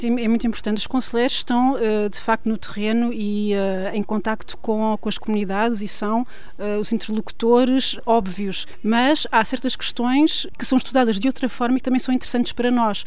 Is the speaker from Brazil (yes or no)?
no; Portugal; now in France; somos portugueses como qualquer outro